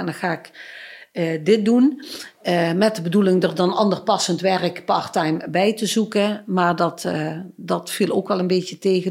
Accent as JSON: {"language": "Dutch", "town": "Stramproy", "region": "Limburg", "country": "Netherlands", "tie": "born or raised there", "moved": "as an adult", "said": "ik ben geboren getogen in het Midden-Limburgse Stramprooi, maar ik woon al best wel lang in eh, Noord-Limburg"}